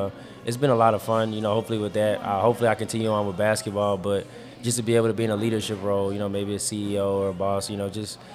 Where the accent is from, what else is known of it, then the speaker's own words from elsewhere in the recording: Petersburg, Virginia, United States; I'm from Petersburg, Virginia